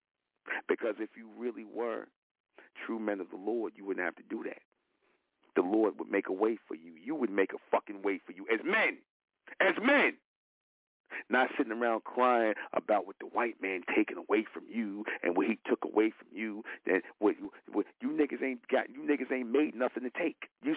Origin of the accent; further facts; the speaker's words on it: New York, United States; I'm from New York